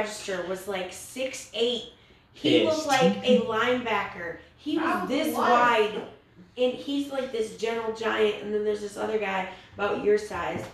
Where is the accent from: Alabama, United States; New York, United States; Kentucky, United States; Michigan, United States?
Michigan, United States; moved away; also born or lived in Texas; I'm from Michigan.